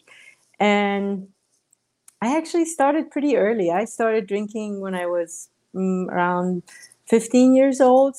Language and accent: English; Iran; moved away; Growing up in Iran